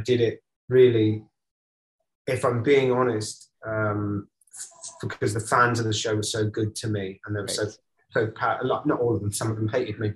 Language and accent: English; United Kingdom; growing up in Britain in the 70s and the 80s and the 90s